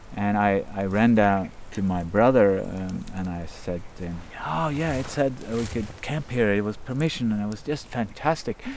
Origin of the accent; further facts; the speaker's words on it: Kongsberg, Buskerud, Norway; also born or lived in Berkeley, United States; I grew up in Kongsberg, not far from here, just surrounded by forest